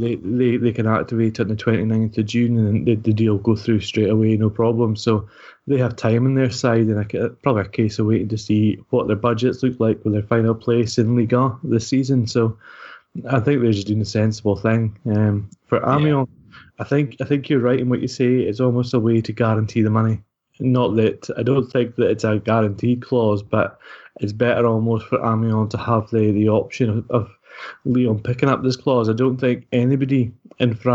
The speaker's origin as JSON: {"language": "English", "region": "Scotland", "country": "United Kingdom", "said": "we're Scottish"}